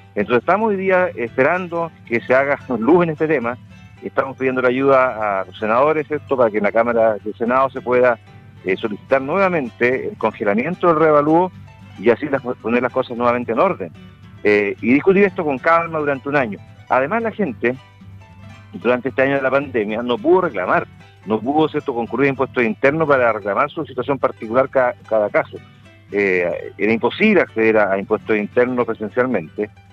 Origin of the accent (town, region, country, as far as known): Chile